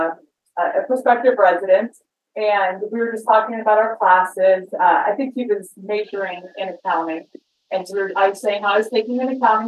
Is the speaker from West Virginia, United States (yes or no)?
yes; West Virginia, United States; moved away as an adult; also born or lived in Arizona; now in Phoenix, United States; I grew up in West Virginia. I came out to Arizona right out of high school